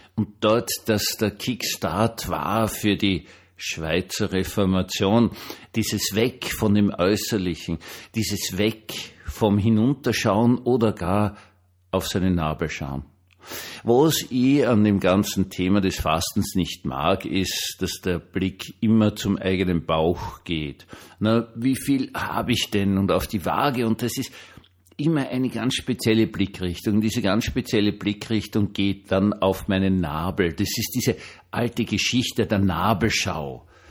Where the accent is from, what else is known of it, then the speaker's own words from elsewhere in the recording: Vienna, Austria; ich bin Wiener